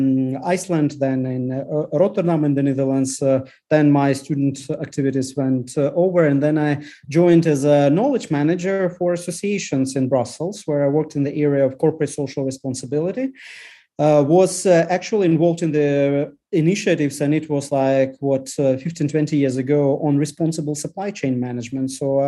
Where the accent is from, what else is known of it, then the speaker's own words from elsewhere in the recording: Lithuania; English is a second language; because I grew up in Lithuania, when Soviet troops were actually a storm in Lithuanian TV station when Lithuania were breaking from Soviet Union.